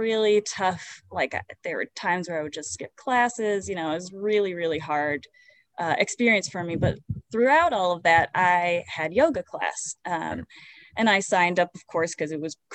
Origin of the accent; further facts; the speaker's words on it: Holyoke, Massachusetts, United States; I'm born and raised in Holyoke